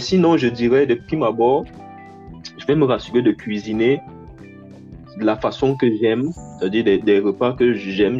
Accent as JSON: {"language": "French", "country": "Cameroon", "moved": "yes", "lives_now": "Canada", "said": "moi, en tant que Camerounais"}